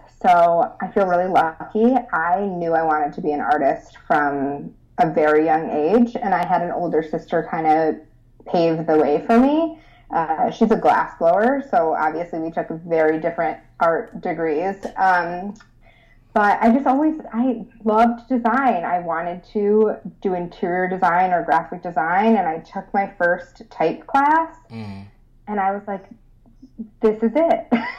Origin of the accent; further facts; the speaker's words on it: Rochester, New York, United States; I'm from Rochester. Oh, are you? Yeah. Born and raised.